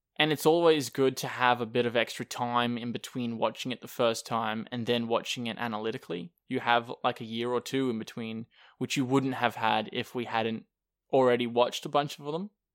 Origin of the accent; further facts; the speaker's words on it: Australia; I'm Australian